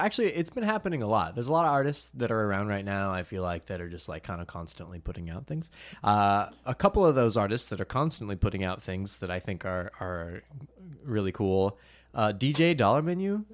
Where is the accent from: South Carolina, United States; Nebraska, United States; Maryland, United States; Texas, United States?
South Carolina, United States; Myrtle Beach; I'm from Myrtle Beach